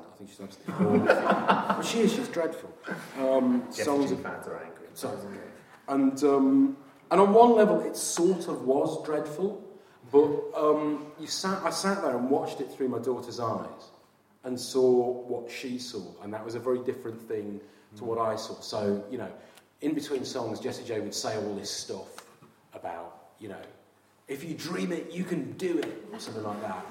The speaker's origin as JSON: {"language": "English", "region": "Yorkshire and the Humber", "country": "United Kingdom", "tie": "born or raised there", "also_born_or_lived": "Sunderland", "moved": "yes", "lives_now": "Brighton, United Kingdom", "said": "I grew up in Yorkshire in the sort of 70s and early 80s."}